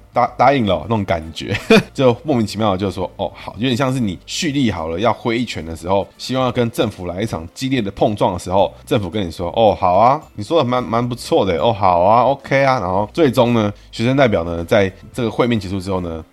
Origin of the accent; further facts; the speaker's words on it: Taiwan; 我们台湾人